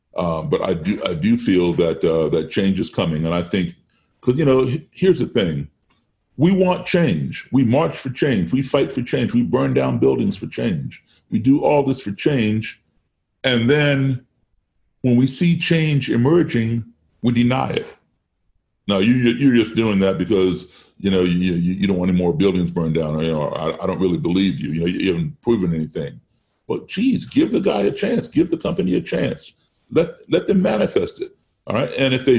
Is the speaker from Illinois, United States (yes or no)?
yes; Chicago, Illinois, United States; born there; I was born in Chicago only because my mom and dad were there when I was born.